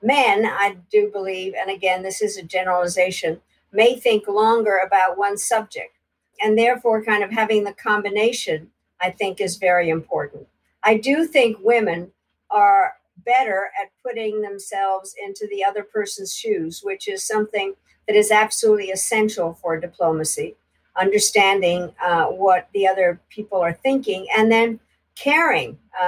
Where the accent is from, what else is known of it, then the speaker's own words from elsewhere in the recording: United States; So being the American, I decided that we had to form a caucus